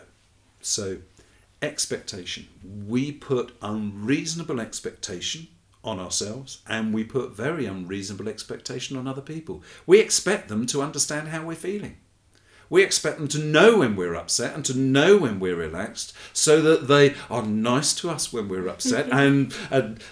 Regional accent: England, United Kingdom; my lovely wife, Debbie, who is Brazilian and I'm English

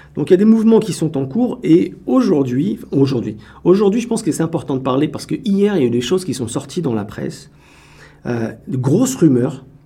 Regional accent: France; now in Canada; je suis Français

